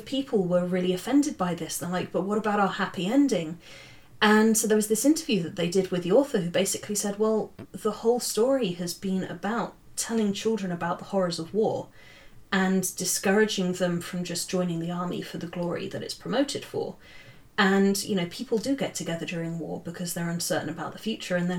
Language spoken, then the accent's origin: English; near Watership Down, South East England, United Kingdom; moved away; also born or lived in Cambridge; it was written 10 minutes away from my hometown